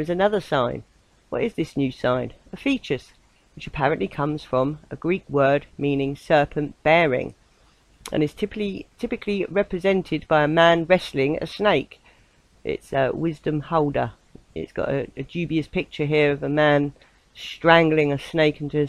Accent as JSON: {"language": "English", "region": "southern England", "country": "United Kingdom", "accent": "southern", "said": "my southern accent"}